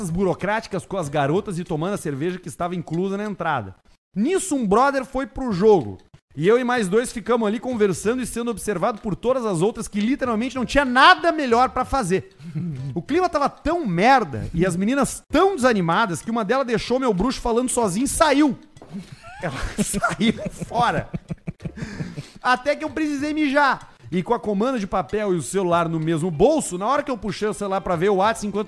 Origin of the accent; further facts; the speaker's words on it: Caxias do Sul, Rio Grande do Sul, Brazil; Sou de Caxias do Sul.